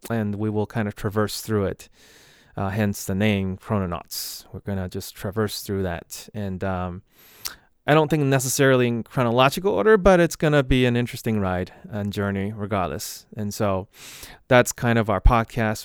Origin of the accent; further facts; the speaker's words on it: Boston, Massachusetts, United States; I'm from Boston area